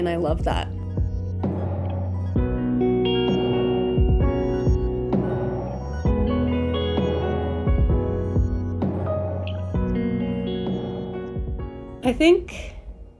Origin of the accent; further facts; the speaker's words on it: Washington, United States; also born or lived in Zion, Utah; now in Moab, United States; growing up in Washington